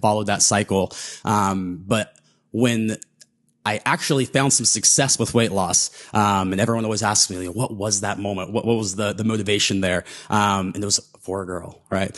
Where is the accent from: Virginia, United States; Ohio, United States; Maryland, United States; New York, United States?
Ohio, United States; Southern; growing up in Southern Ohio